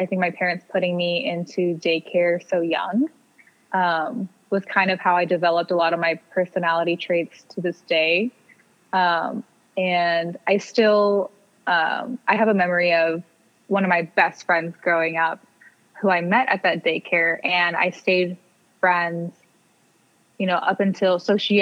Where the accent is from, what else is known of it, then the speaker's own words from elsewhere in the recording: Clovis, California, United States; I was born in Clovis, California